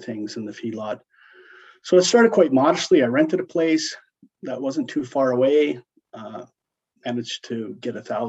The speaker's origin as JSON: {"language": "English", "town": "Brant", "region": "Alberta", "country": "Canada", "tie": "born or raised there", "said": "I grew up right here, Brant, Alberta. Born and raised. I'll give you a little background on the family. My grandfather moved and bought the quarter here that I live on in 1940."}